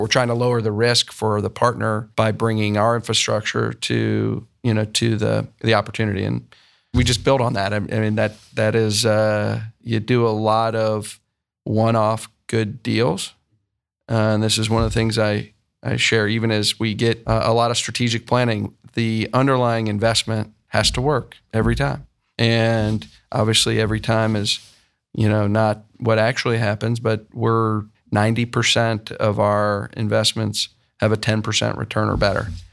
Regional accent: Columbus, Ohio, United States; also born or lived in Michigan; I grew up in Columbus and, um, ended up at Michigan

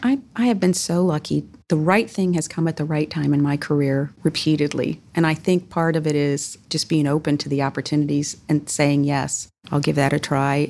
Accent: Southwest Michigan, United States; moved away as an adult; also born or lived in Bowling Green, Ohio / North Carolina / Virginia; now in Columbus, United States; I grew up in Southwest Michigan

